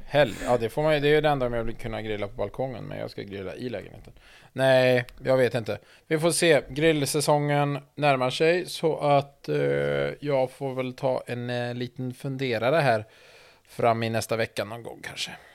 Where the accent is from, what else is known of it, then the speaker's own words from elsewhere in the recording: Sweden; som svensk